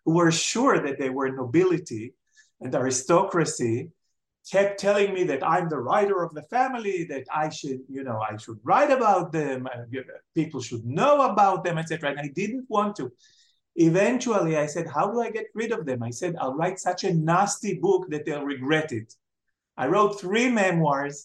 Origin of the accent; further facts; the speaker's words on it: Jerusalem, Jerusalem District, Israel; moved away as an adult; also born or lived in Tel Aviv; I was born in Jerusalem and brought up in Jerusalem